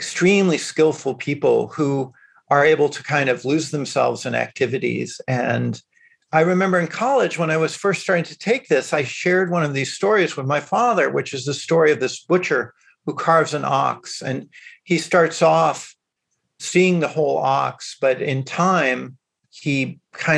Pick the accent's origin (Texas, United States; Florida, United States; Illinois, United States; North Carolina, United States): Illinois, United States; Chicago; moved away; growing up in Chicago that a lot of the Chinese American kids, I had a lot in common with them